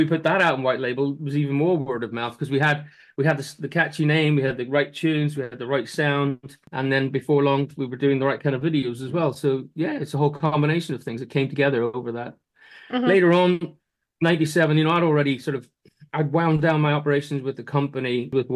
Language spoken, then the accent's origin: English; Ireland; moved away; also born or lived in London; As an Irishman